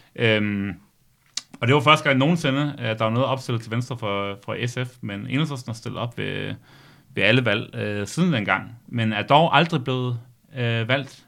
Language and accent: Danish; Mors, North Denmark Region, Denmark; moved away; jeg er jo gammel morsingbo